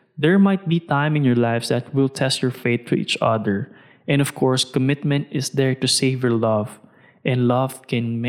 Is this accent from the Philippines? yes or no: yes; Philippines; I'm a Filipino